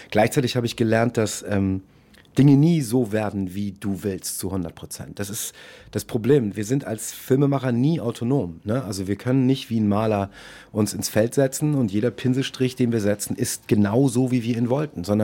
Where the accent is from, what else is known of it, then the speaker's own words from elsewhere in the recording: Munich, Bavaria, Germany; born there; ich bin in München geboren.